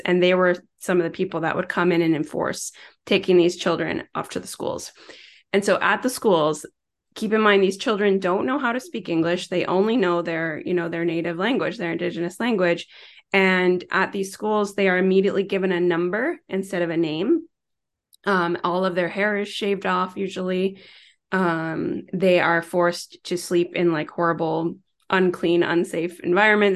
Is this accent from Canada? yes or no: yes; Tyendinaga Mohawk Territory, Ontario, Canada; now in Toronto, Canada; born and raised in Tayindanega, Mohawk Territory, which is the First Nations Reserve in Southern Ontario